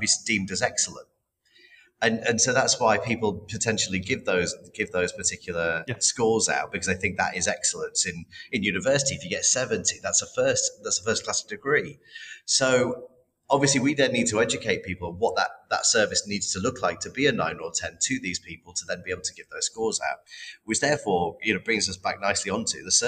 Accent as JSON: {"language": "English", "country": "United Kingdom", "said": "we're not very good as British people"}